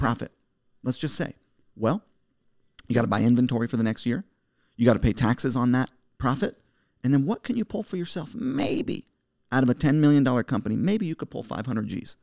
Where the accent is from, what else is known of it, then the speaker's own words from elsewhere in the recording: United States; I'm the American dream. My parents came here as immigrants.